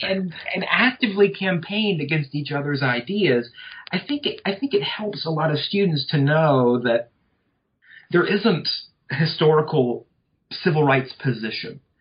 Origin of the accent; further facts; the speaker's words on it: North Louisiana, United States; moved away as an adult; also born or lived in Arkansas; now in South Georgia, United States; I come from uh, North Louisiana